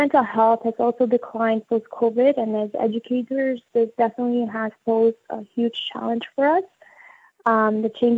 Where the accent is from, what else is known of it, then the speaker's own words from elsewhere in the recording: Albania; now in Canada; growing up in Albania as well as coming here